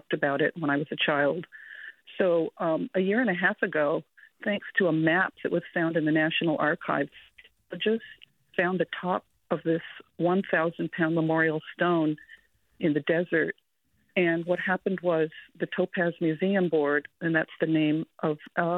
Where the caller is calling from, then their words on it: Berkeley, California, United States; I'm Japanese American. I live in Berkeley, and I'm the granddaughter of Japanese immigrants.